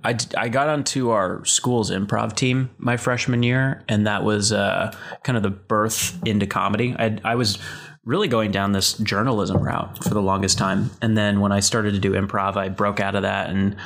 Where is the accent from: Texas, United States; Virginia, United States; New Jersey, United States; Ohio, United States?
Texas, United States; Dallas; moved away as an adult; also born or lived in Amarillo, Texas / California; now in Los Angeles, United States; I'm from Dallas, Texas, originally. I had a brief stint in first grade in Amarillo, Texas. But, you know, North Texas my whole life. And then I moved to California for Chapman University.